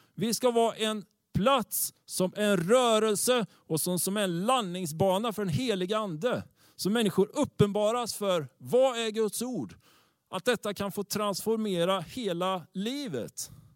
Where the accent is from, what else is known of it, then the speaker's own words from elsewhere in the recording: Tibro, Västra Götaland, Sweden; Tibro där jag kommer ifrån